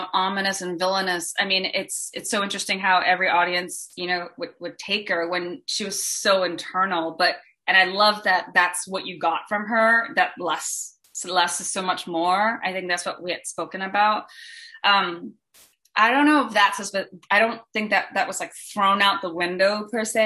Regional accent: Singapore; moved away; I'm from Singapore originally

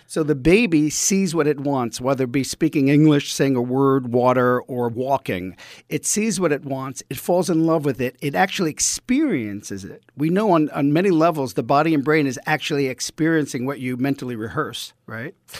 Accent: New York City, New York, United States; accent: East Coast; I grew up in Brooklyn in, uh, Bensonhurst, the blue collar family

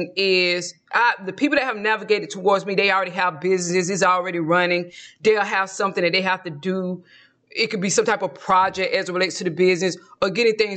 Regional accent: Georgia, United States; moved away; when I lived in my home state of Georgia

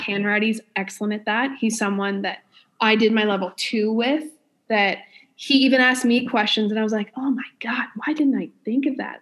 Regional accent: New Brunswick, Canada; I'm from New Brunswick

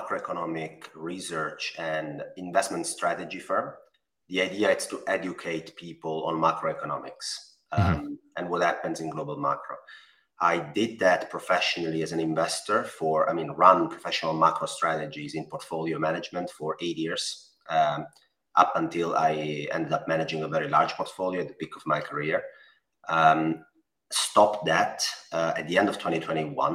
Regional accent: Italy; accent: Italian; English is a second language; I'm Italian. I mean, my accent

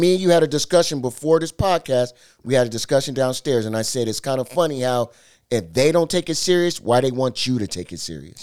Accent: Seattle, Washington, United States; I'm from the town

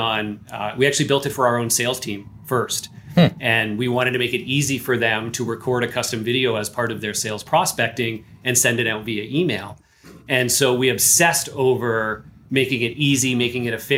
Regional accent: Canada; I am Canadian here.

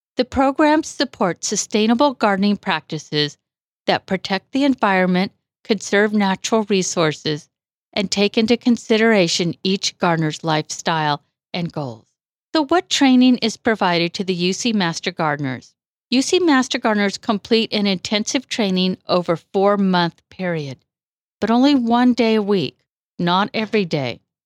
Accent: Woodland, California, United States; moved away as an adult; also born or lived in Bay Area, California; now in Colusa, United States; I was born in the Bay Area, but grew up in Woodland.

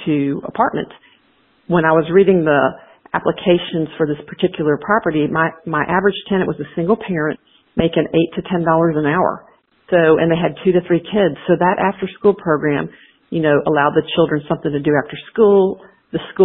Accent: DeKalb County, outside Atlanta, Georgia, United States; I was the Monopoly champ of my sixth grade class in public school outside of DeKalb, outside of Atlanta in DeKalb County

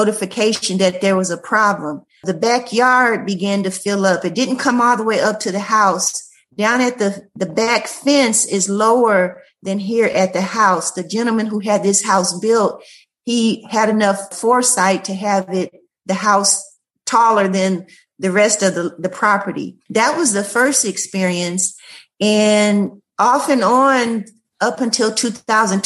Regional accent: Nashville, Tennessee, United States; also born or lived in Loganville, Georgia; now in Reidsville, United States; I'm actually from Nashville, Tennessee

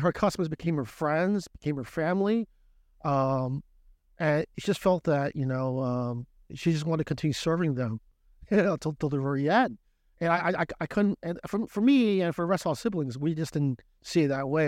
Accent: Brooklyn, New York, United States; also born or lived in New Jersey; now in Shanghai, China; Originally from, uh, Brooklyn. I always tell people, not New York, from Brooklyn.

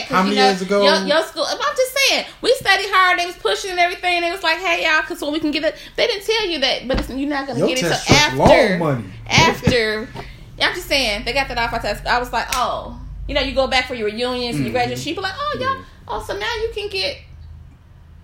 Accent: Chebanse, Illinois, United States; I am actually from Chebanse.

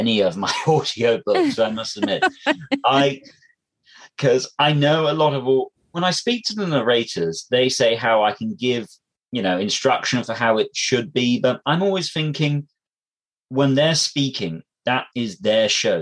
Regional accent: England, United Kingdom; I'm English.

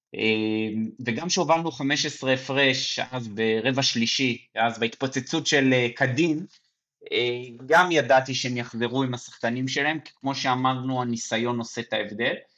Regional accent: Mevaseret Zion, Jerusalem District, Israel; moved away; אני ככה ירושלמי לשעבר, יותר נכון מבשרת ציון

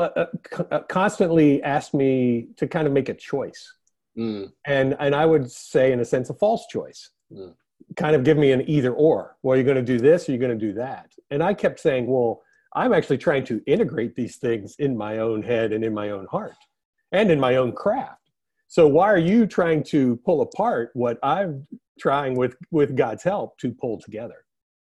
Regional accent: East Coast, United States; now in California, United States; it just never occurred to me growing up on the East Coast that I could be part of this.

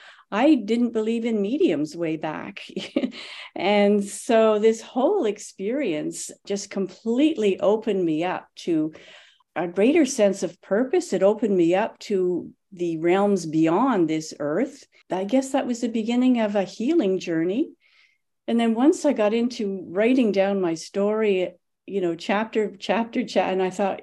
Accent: Canada; moved away as an adult; now in Tulsa, United States; I've only been here a couple of years. I'm from Canada originally

